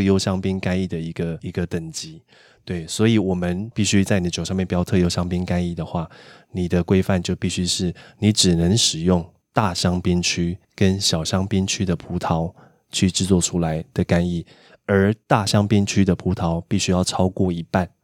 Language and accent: Chinese; Taiwan; 属于我们台湾人的味道